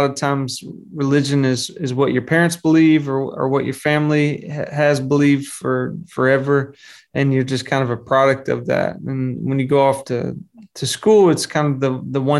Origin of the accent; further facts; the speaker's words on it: Arkansas, United States; I grew up in Arkansas, which is the middle of the country